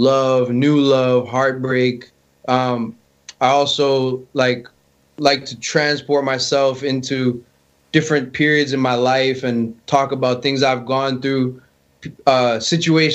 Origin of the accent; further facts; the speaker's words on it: Florida, United States; my parents met in Canada, and you know they ended up here, and I was born actually here in Florida.